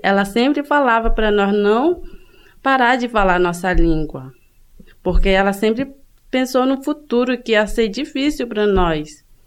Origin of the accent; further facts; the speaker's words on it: Benjamin Constant, Amazonas, Brazil; now in Campinas, Brazil; Sou da etnia Ticuna, vim do estado do Amazonas, município de Benjamin Constant